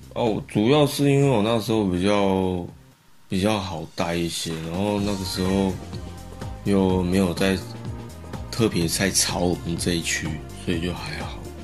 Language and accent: Chinese; Taoyuan, Taiwan; 我看我们两个都是桃园人啊